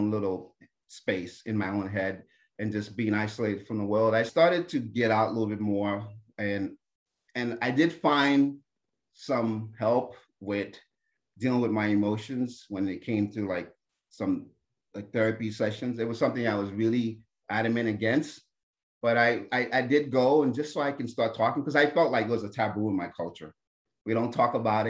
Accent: New Jersey, United States; I'm Haitian-American. I was born in America, in New Jersey, but my parents are from Haiti.

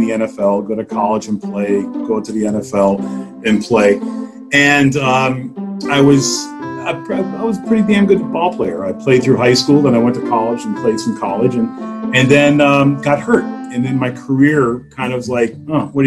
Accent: United States; I was born in the United States.

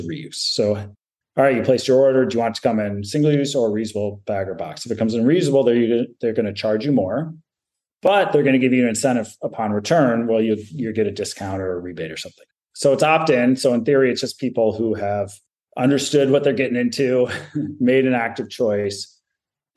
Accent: Michigan, United States; I grew up in Michigan

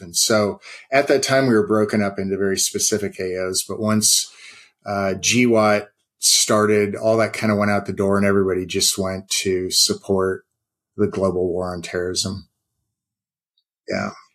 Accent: West Coast, United States; moved away; I'm from the West Coast.

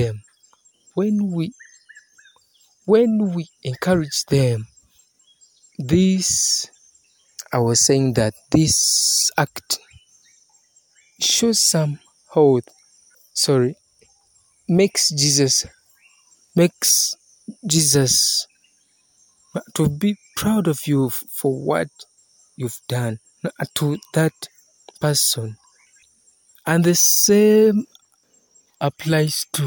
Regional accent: Uganda; from Uganda, East Africa.

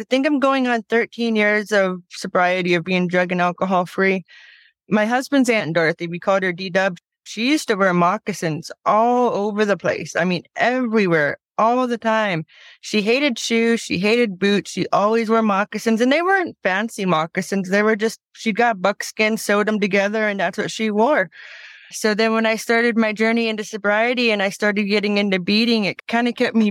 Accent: Plains, Montana, United States; now in Flathead Reservation, Montana, United States; I was born in Plains, Montana.

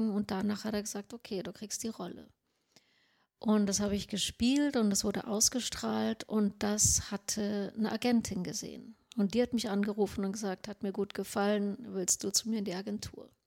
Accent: Sweden; German is a second language; Ich so, ich bin Schwedin, also so

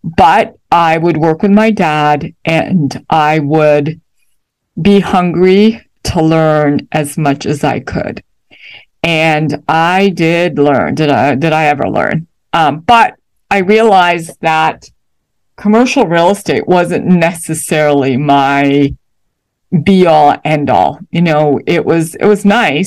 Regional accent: Toronto, Ontario, Canada; moved away as an adult; now in United States; Though I am American by birth, you know, my parents had moved to Canada when I was young

